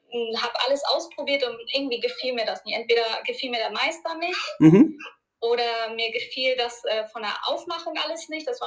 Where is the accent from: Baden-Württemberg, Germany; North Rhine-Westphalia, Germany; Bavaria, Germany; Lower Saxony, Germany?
North Rhine-Westphalia, Germany; Duisburg; kleine Korrektur, ich komme aus Duisburg.